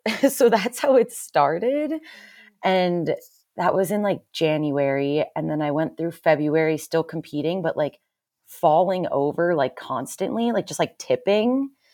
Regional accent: Pennsylvania, United States; now in Salt Lake City, United States; I lived, I grew up in Pennsylvania, kind of middle of nowhere, Amish country

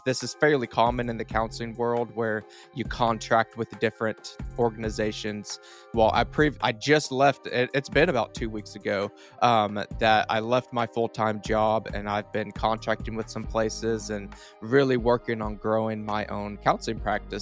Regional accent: Duncan, Oklahoma, United States; southern Oklahoma is kind of where I was born and raised

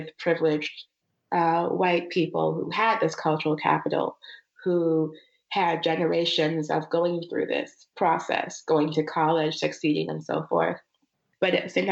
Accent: Arcadia, California, United States; also born or lived in Minnesota / New York / Uganda (family); when I was 8, we moved from Minnesota, which was a primarily white town. As you know, we moved to Arcadia, California

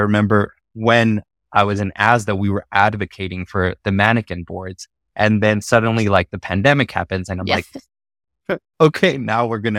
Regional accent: Mexico; accent: Mexican; my Mexican accent is coming out a little bit.

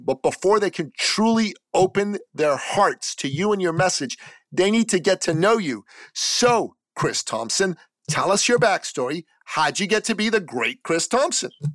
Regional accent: Canada; in my home country of Canada

